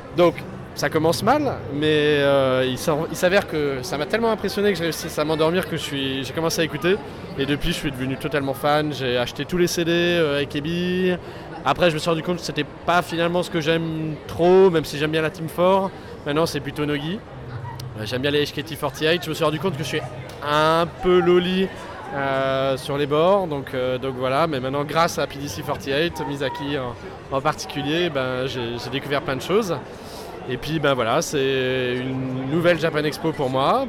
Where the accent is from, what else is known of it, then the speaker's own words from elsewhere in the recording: Alsace, Grand Est, France; je suis alsacien